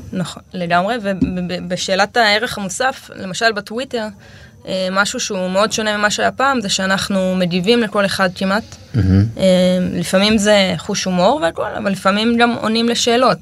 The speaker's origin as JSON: {"language": "Hebrew", "town": "Amiad", "region": "Northern District", "country": "Israel", "also_born_or_lived": "Kibbutz Hulata", "lives_now": "Hulata, Israel", "said": "אני מעמיעד, ליד צומת עמיעד"}